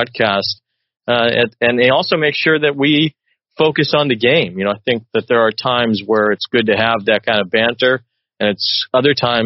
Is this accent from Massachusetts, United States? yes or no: no; Chicago, Illinois, United States; I grew up in Chicago